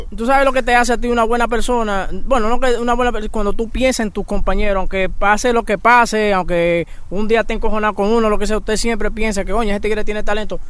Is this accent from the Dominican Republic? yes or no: yes; Dominican Republic; yo soy orgullosamente dominicano